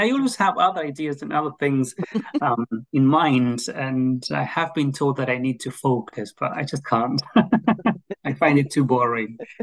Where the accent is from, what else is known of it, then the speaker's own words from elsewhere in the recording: Argentina; English is a second language; moved away as an adult; now in Edinburgh, United Kingdom; I am originally from Argentina and I am currently working with the University of Edinburgh